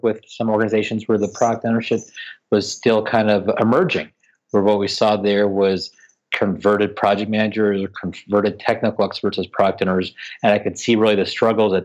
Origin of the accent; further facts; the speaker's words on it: Washington, District of Columbia, United States; here in my hometown of DC. What I've really been pushing in my hometown of Washington, DC